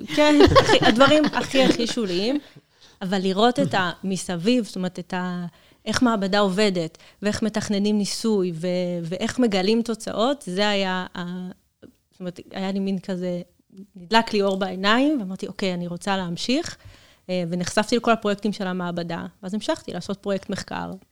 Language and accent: Hebrew; Kiryat Gat, Southern District, Israel; moved away as an adult; במקור אני מקריית גת